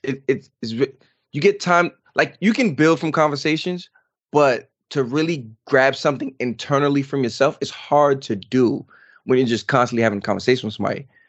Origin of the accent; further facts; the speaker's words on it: New York, United States; now in North Carolina, United States; I'm from New York, everything is boom, boom, boom, boom, boom